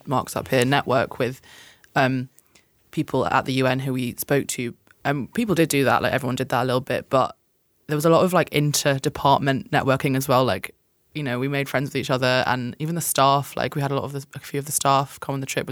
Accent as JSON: {"language": "English", "country": "United Kingdom", "said": "from the UK."}